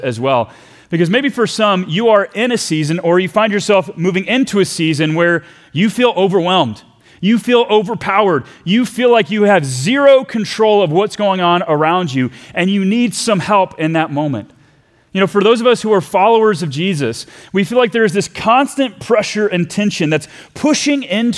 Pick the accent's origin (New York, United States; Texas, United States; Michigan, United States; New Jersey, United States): Texas, United States; we left my home country of Texas to go to Virginia